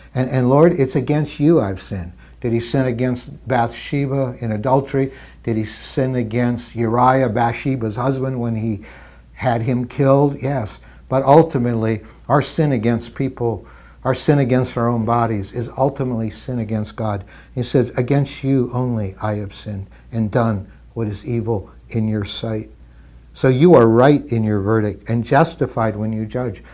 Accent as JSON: {"language": "English", "region": "Midwestern Canada", "country": "Canada", "tie": "born or raised there", "said": "I grew up in Canada and, and, uh, Midwestern Canada"}